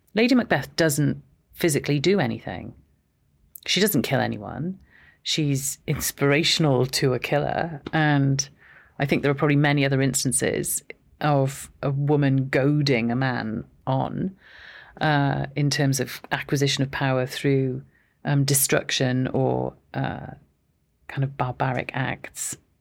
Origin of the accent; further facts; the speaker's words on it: Aberystwyth, Wales, United Kingdom; I am Welsh. So I was born in Aberystwyth